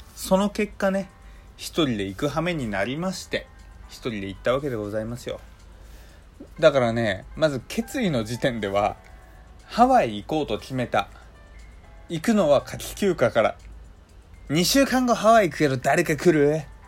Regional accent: Hokkaido, Japan; moved away; also born or lived in Kanto; 僕はあの北海道出身のどさんこ

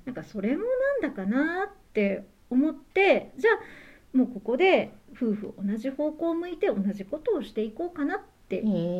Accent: Nara, Japan; now in Nagahama, Japan; 奈良県奈良市の生まれで

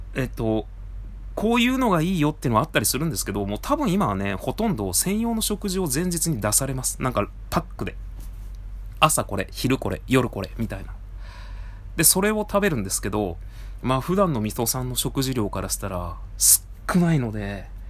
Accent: Tajimi, Gifu, Japan; now in Tokyo, Japan; 僕あの地元岐阜県多治見市

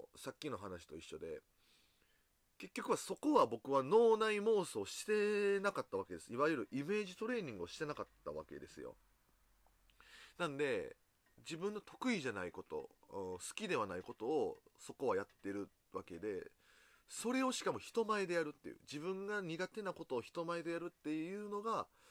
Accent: Osaka, Japan; 僕大阪人なんでこう、すぐにこう、笑いに走ってしまう

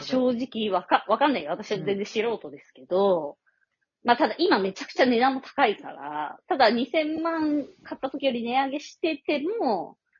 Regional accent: Nakano, Tokyo, Japan; うちの実家もさ、中野だった

